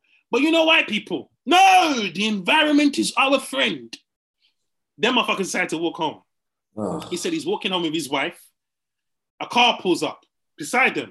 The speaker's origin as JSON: {"language": "English", "region": "England", "country": "United Kingdom", "tie": "born or raised there", "said": "I grew up in England"}